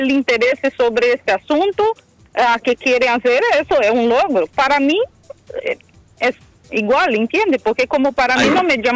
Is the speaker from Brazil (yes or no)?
yes; Brazil; moved away